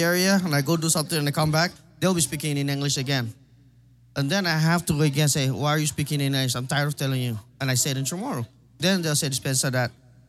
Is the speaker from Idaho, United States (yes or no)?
yes; Boise, Idaho, United States; also born or lived in Saipan, Northern Mariana Islands; growing up in Boise was even worse. Every time I tell everyone from Saipan, well, where's that? Well, it's north of Guam.